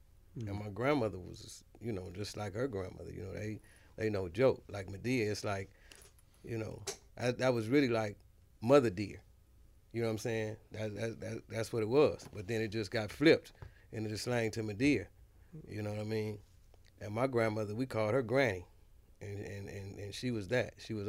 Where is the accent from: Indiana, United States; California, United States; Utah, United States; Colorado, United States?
California, United States; Los Angeles; Like, on the east side of L.A.